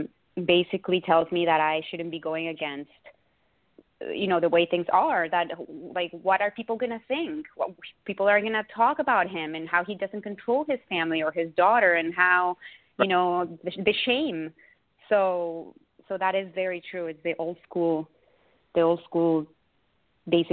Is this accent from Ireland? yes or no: no; Mexico; moved away; I grew up in Mexico, and all my schooling over there were Catholic schools